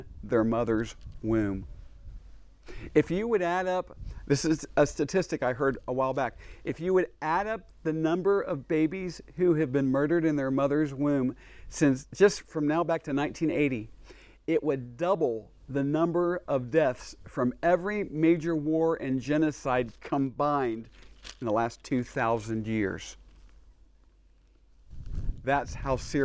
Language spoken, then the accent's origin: English; Dayton, Ohio, United States; moved away as an adult; also born or lived in Houston, Texas; now in Israel; It's a town I grew up in Ohio